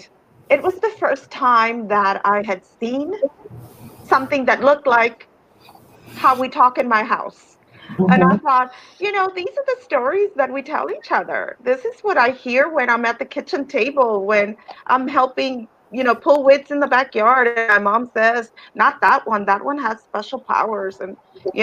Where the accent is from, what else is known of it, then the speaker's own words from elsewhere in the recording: Eagle Pass, Texas, United States; also born or lived in Piedras Negras, Coahuila, Mexico; And then we moved, and I grew up in Eagle Pass